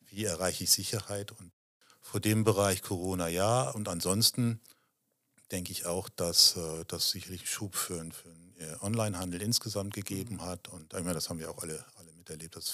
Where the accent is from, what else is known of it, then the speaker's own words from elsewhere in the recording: Germany; Ich fühle mich in Deutschland wohl. Ich bin Deutscher